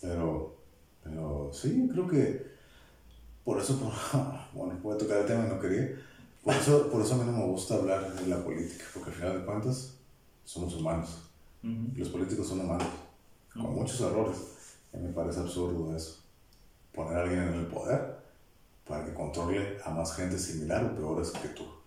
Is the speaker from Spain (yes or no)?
no; Mexico; somos mexicanos, pertenecemos